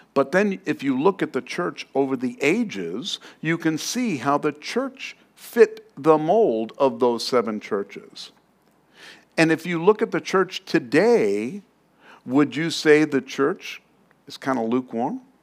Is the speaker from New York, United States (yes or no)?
yes; New York City, New York, United States; moved away; I come from New York. I'm from Queens